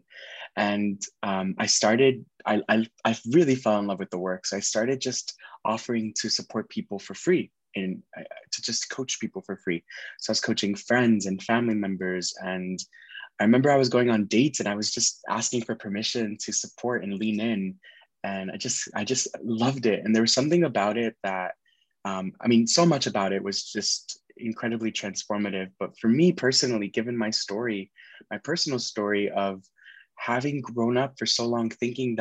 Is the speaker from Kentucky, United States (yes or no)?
no; Miami, Florida, United States; moved away as an adult; also born or lived in Nashville; I was born and raised in Miami, Florida.